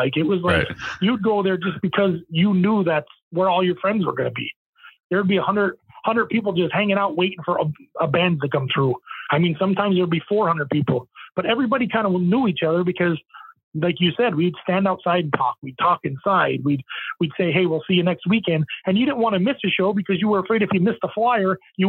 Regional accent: Manitoba, Canada; headlining. we're from Manitoba, you know what I mean?

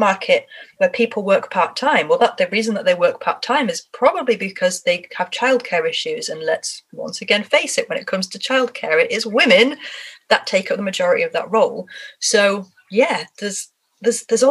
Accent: Harrogate, Yorkshire and the Humber, United Kingdom; I'm from Harrogate and I can be very, very Harrogate if I want

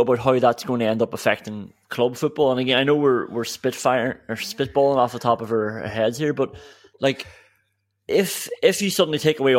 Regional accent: Derry, Northern Ireland, United Kingdom; I'm from Derry

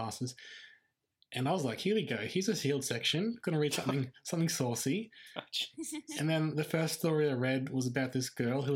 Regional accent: Toowoomba, Queensland, Australia; Dylan and I grew up in Toowoomba.

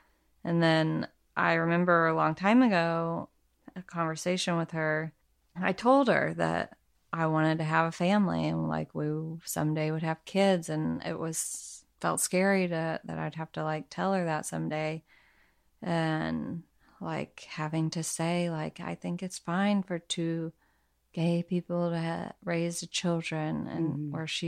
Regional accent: Arkansas, United States; I'm from Arkansas, so my mom has an accent.

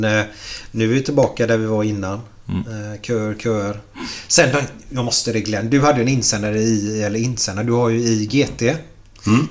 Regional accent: Gothenburg, Västra Götaland, Sweden; vi är göteborgare

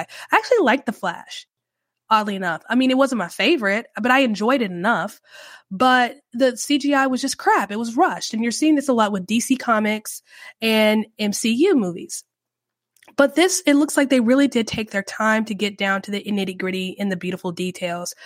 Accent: United States; I love being an American. I, I love my country

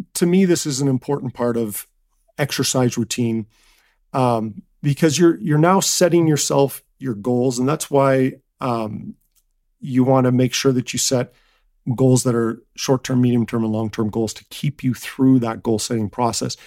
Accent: Canada; I'm from Canada

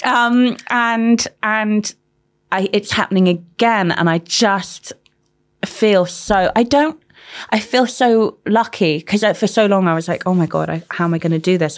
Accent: London, United Kingdom; also born or lived in Manchester; Grew up in London.

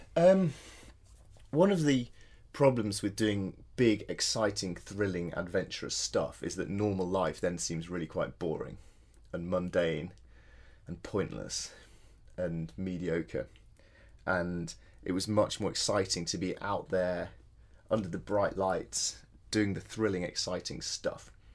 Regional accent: Yorkshire Dales, Yorkshire and the Humber, United Kingdom; moved away as an adult; also born or lived in Edinburgh; I grew up in the Yorkshire Dales, so I had a very outdoor uh, had a very outdoor childhood

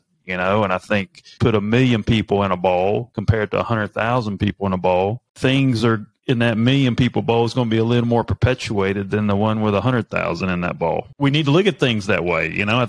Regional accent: North Carolina, United States; born there; because I was born in North Carolina, and my dad was from New Jersey.

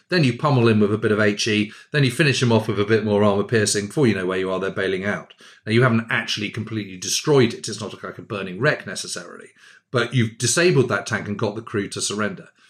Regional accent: United Kingdom; I'm a Brit

